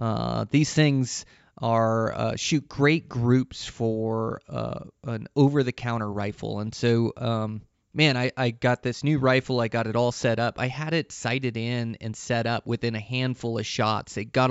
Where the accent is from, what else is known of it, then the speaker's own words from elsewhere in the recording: Pacific Northwest, United States; it kind of comes from my roots as I come from the Pacific Northwest.